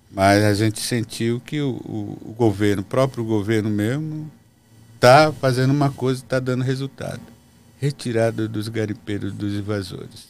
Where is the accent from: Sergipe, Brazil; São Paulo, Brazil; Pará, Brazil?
Pará, Brazil; Mekrãgnoti Indigenous Territory; Lá na nossa região, lá na terra indígena, Meclonoti, não tem garimpo